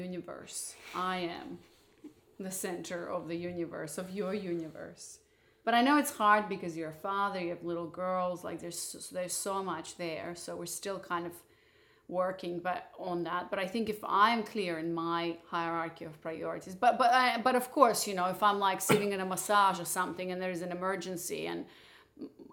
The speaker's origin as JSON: {"language": "English", "country": "Moldova", "tie": "born or raised there", "also_born_or_lived": "Barcelona", "moved": "yes", "said": "I was born in Moldova"}